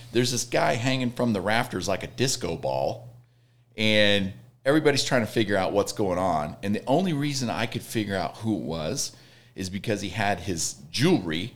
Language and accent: English; Red Oak, Iowa, United States; moved away; my hometown is Red Oak, Iowa